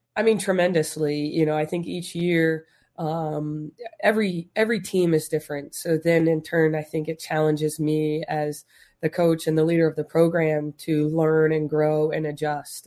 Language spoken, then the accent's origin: English; Las Vegas, Nevada, United States; we're from Vegas